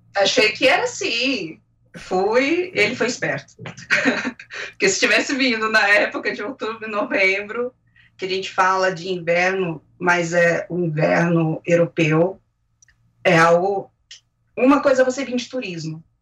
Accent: Brazil; moved away as an adult; now in Spain; eu constava como brasileira

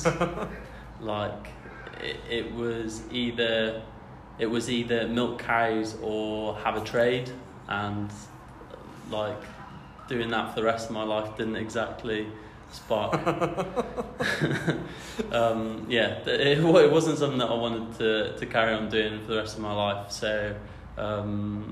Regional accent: Mid Wales, United Kingdom; moved away as an adult; also born or lived in Scotland; now in Newcastle, United Kingdom; I am originally from Mid Wales, but have now made the move up to Newcastle

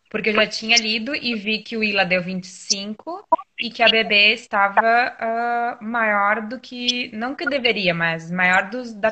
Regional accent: Jaguarão, Rio Grande do Sul, Brazil; eu sou de Jaguarão, Rio Grande do Sul. Bem lá, com a fronteira com o Uruguai.

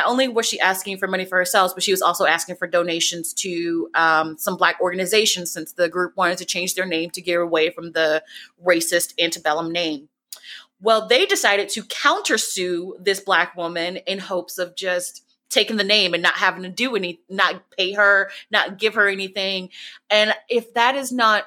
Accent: the South, United States; I'm from the South.

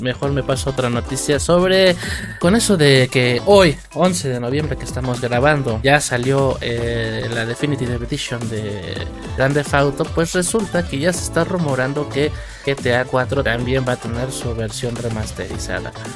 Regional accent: Mexico; uno como mexicano

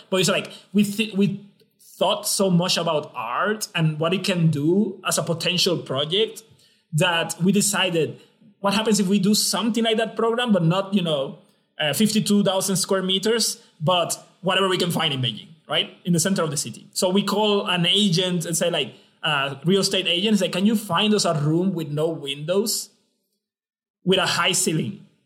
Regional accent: San Juan, Puerto Rico; moved away as an adult; also born or lived in Belgium / China; I'm from uh, Rio Piedras, Puerto Rico. I was born in Puerto Rico and I studied my undergrad and my graduate studies in Puerto Rico

